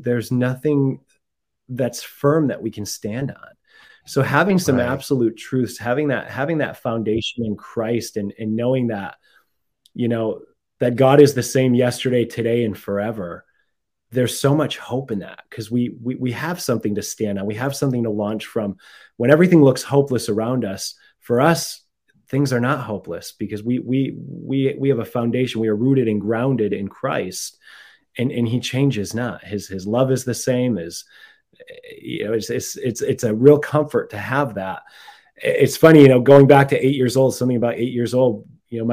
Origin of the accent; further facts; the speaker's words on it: Massachusetts, United States; moved away as an adult; also born or lived in Mexico / Central America / Bay Area, California; now in California, United States; I'm from Massachusetts